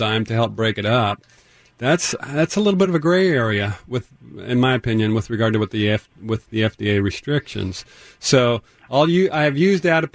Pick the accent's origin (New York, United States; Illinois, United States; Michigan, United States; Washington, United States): Washington, United States; Tacoma; I grew up on Vassault Street, up not too far from Point Defiance, so good to hear another Tacoma person